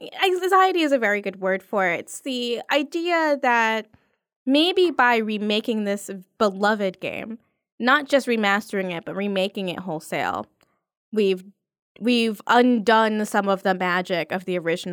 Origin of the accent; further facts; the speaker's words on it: New York, United States; I've just understood the catch-22 of being a New Yorker on the street.